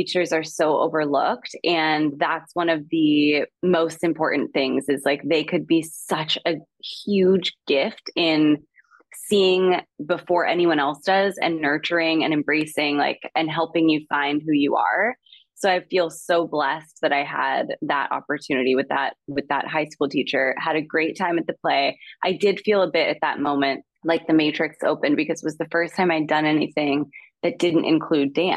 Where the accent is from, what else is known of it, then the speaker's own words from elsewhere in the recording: Calabasas, California, United States; I grew up in the Kardashian, now center of the Kardashian saga